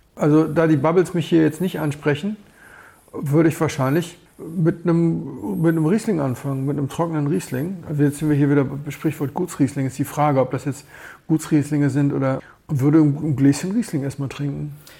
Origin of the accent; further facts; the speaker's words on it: Berlin, Germany; ich komme aus Berlin